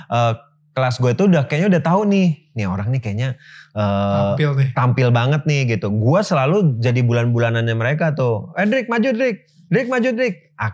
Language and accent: Indonesian; Jakarta, Indonesia; gue lahir di Jakarta